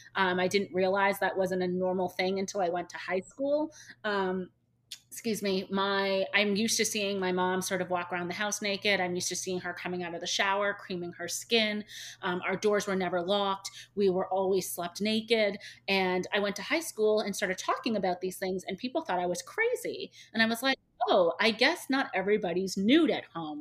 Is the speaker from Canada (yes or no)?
yes; Toronto, Ontario, Canada; moved away as an adult; now in New York, United States; I am originally from Toronto. I live in New York. I've been here for about seven years.